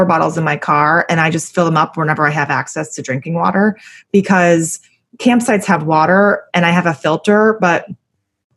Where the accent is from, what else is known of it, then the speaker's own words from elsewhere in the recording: Connecticut, United States; moved away; also born or lived in Ohio / New York; I grew up in Connecticut and, you know, I lived in Ohio and I lived in New York